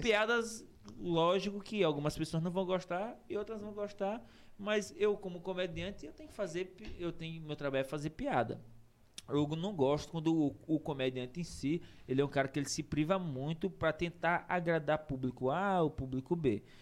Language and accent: Portuguese; Pinheiro, Maranhão, Brazil; eu sou, sou de Pinheiro, né? Pinheiro City, nasci em Pinheiro Maranhão